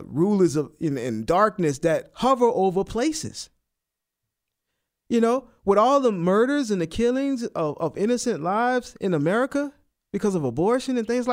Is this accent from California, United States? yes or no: no; New Orleans, Louisiana, United States; moved away; I'm from New Orleans, and I remember before we would, when … and I, before we had all our kids, we would go back home, go to New Orleans